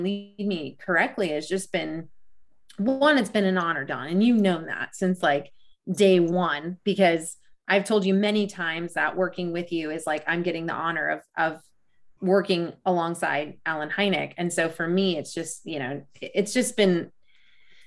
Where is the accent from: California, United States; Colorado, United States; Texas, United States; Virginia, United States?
Colorado, United States; Rocky Mountains of; I grew up in the Rocky Mountains of Colorado